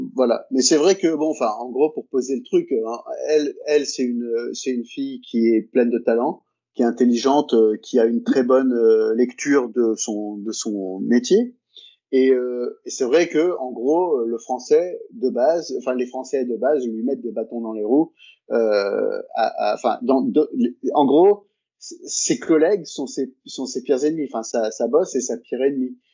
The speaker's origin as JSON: {"language": "French", "country": "France", "moved": "yes", "said": "quand on est français"}